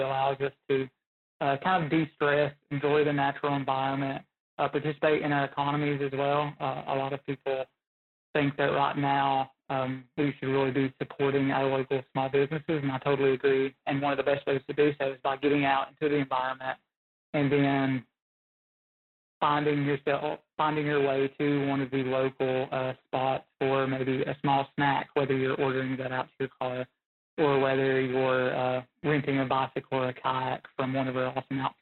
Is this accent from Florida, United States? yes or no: no; Southwest Virginia, United States; growing up in Southwest Virginia